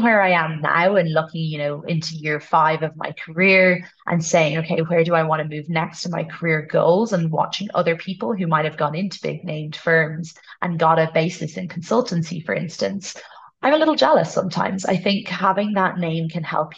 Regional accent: Ireland; first language English; moved away as an adult; also born or lived in United States / Uganda / Malawi; now in Kenya; Ireland is the culture I'm brought up in. It's my first language. English

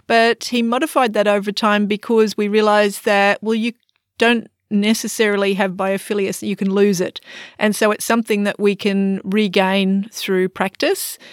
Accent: Australia; accent: Australian; moved away as an adult; now in Singapore; I'm an Australian, obviously. You can tell from my accent.

